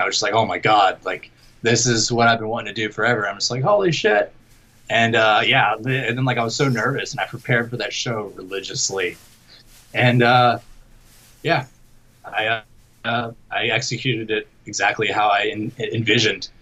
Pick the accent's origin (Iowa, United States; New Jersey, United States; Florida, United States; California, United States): Florida, United States; Jacksonville; my hometown here of uh, Jacksonville, Florida